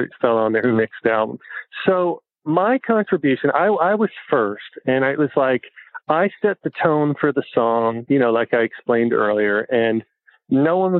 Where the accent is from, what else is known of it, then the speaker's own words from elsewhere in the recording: New Jersey, United States; moved away; where I grew up in New Jersey, blue collar town, factory town